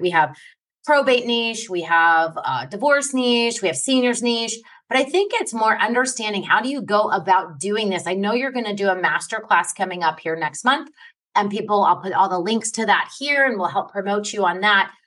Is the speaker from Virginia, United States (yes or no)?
no; New York, United States; I grew up in New York um when I was a kid